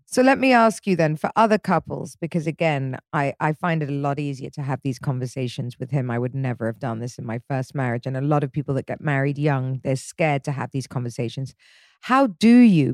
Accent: England, United Kingdom; I'm English

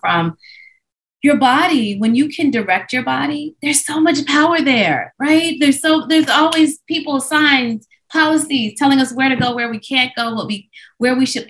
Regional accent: Midwest, United States; growing up in the Midwest as a Black child

